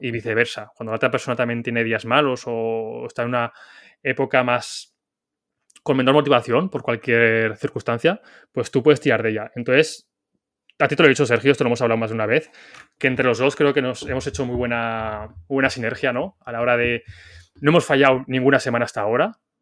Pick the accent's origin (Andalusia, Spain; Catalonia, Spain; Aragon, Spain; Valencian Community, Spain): Aragon, Spain; Zaragoza; yo soy de Zaragoza